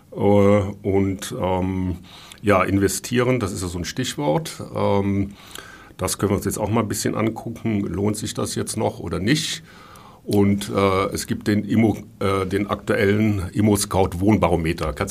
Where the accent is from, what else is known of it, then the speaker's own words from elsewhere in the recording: Rhineland, Germany; ich komme ja aus dem Rheinland, wie sagt man da?